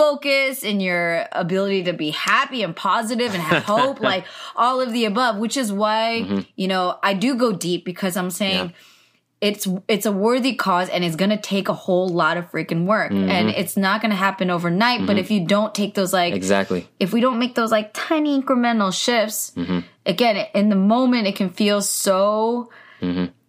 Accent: California, United States; I grew up a California girl.

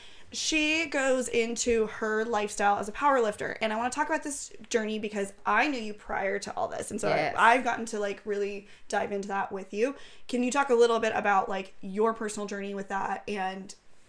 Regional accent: Los Angeles, California, United States; I grew up in LA area.

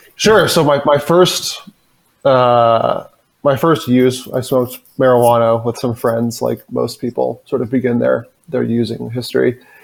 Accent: suburb outside of Boston, Massachusetts, United States; I grew up, like you said, in a small suburban town. Well, it's not really that small, but small suburban town uh, outside of Boston

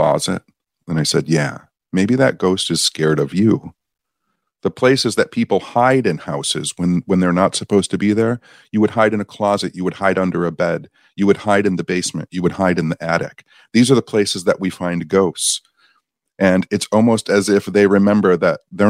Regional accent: Michigan, United States; I'm from Michigan

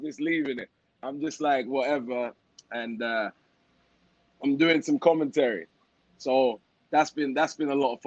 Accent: London, United Kingdom; also born or lived in Leeds; now in Miami, United States; South London kid, born in Leeds, but I moved after 2 months.

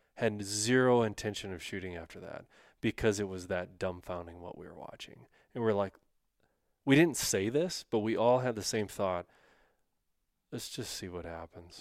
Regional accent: North Dakota, United States; I was raised in North Dakota

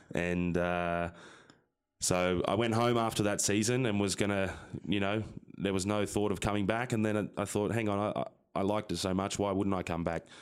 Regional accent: Sydney, New South Wales, Australia; moved away as an adult; now in United States; I'm from Sydney, Australia, um, a town called Lane Cove, which is not, not far from downtown Sydney

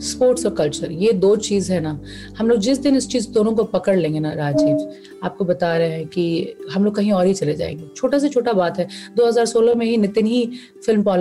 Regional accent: Bihar, India; हम बिहार से आते हैं

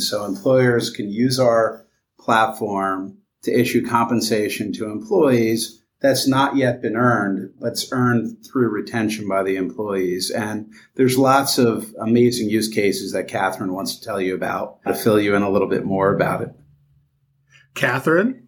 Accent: Vineland, New Jersey, United States; I grew up in southern New Jersey, a town called Vineland, New Jersey

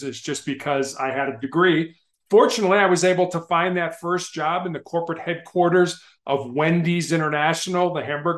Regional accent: Chicago, Illinois, United States; growing up in Chicago

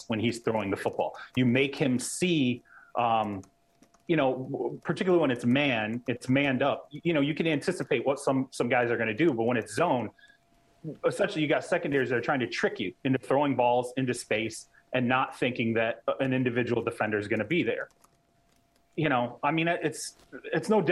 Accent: Michigan, United States; I grew up in Michigan

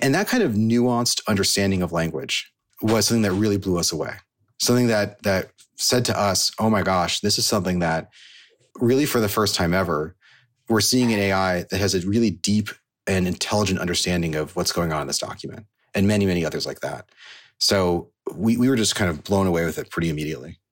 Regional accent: Silicon Valley, California, United States; So I grew up in Silicon Valley

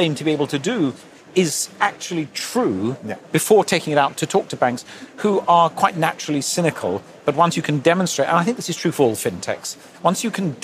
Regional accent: London, United Kingdom; I was born and brought up in London

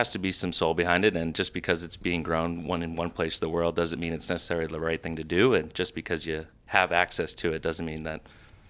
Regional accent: Iowa, United States; also born or lived in Boston; so we grilled a lot in the summers growing up in Iowa as well as Boston

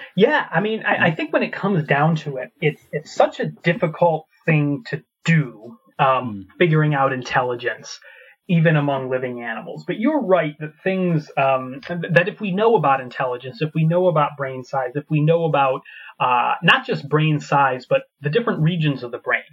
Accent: United States; moved away as an adult; also born or lived in Scotland; now in Edinburgh, United Kingdom; I'm from America originally, but I moved to Scotland uh, about seven years ago

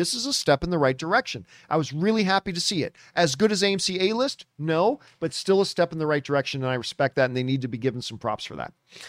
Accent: Canada; it was my dream that I could go back to Canada and then work with Cineplex, because I grew up in Cineplex theaters.

